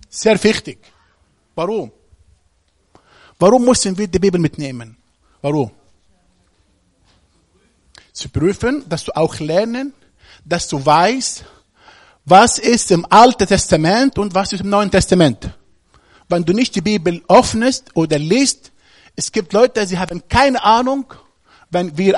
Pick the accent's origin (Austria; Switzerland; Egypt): Egypt; Ich komme aus Ägypten